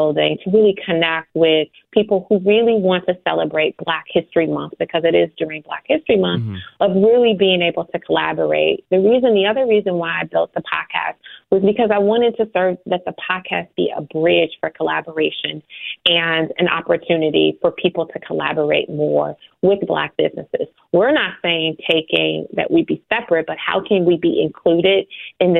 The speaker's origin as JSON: {"language": "English", "town": "Chicago", "region": "Illinois", "country": "United States", "tie": "born or raised there", "said": "I'm born and raised in Chicago on the, you know, low end of Chicago"}